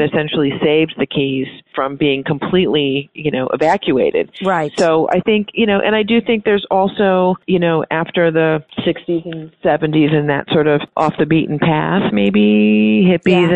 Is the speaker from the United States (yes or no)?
yes; North Chicago, Illinois, United States; moved away as an adult; now in Key West, United States; I'm originally from North Chicago